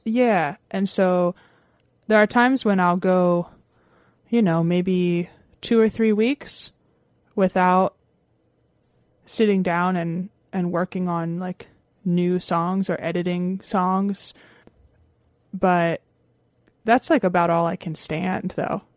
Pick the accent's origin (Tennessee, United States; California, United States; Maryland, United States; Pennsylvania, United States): Pennsylvania, United States; Lancaster; I grew up in Lancaster, Pennsylvania